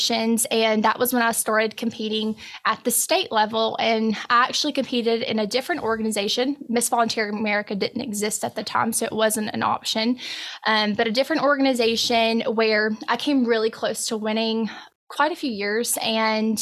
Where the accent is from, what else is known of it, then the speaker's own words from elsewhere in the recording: Columbus, Mississippi, United States; now in Oxford, United States; I grew up in Columbus, Mississippi